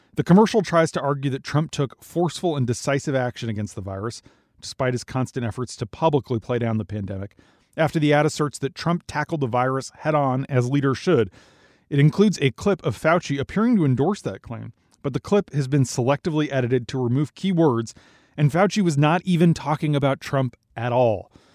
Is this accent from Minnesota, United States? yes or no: yes; Minnesota, United States; moved away; my home state of Minnesota